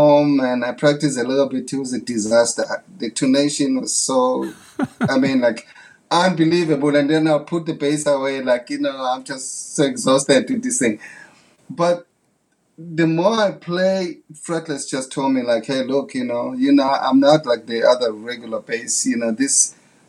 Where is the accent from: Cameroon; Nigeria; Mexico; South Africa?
South Africa; English is a second language; moved away as an adult; as a kid growing up in South Africa